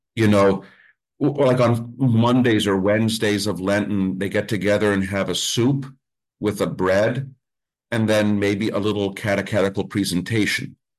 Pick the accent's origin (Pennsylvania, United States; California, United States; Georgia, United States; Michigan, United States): Pennsylvania, United States; Mount Carmel; I grew up with pierogies. I'm from Mount Carmel. We grew up with pierogies